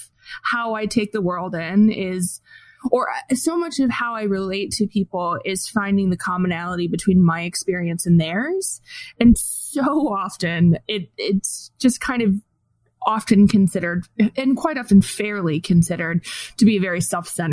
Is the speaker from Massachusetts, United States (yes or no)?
no; Fort Wayne, Indiana, United States; I grew up in Fort Wayne, Indiana